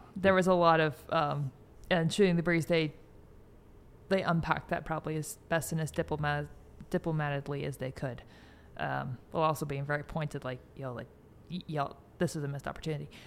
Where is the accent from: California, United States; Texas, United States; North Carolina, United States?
California, United States; Bay Area; moved away; I grew up in the Bay Area